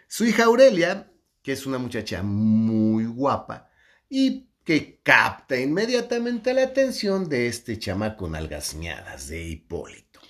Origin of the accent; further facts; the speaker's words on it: Mexico; soy me macho mexicano